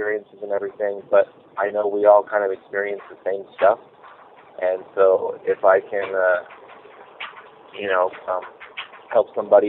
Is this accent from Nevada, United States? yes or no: no; Colorado, United States; also born or lived in Virginia / Arizona; I grew up in Colorado and then Virginia for about a year and then Arizona